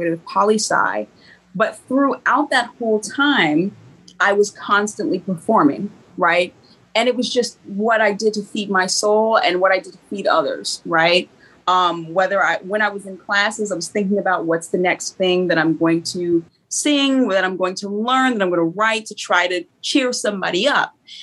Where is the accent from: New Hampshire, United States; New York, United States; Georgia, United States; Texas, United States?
Georgia, United States; Stone Mountain; I grew up here in Stone Mountain, right in Georgia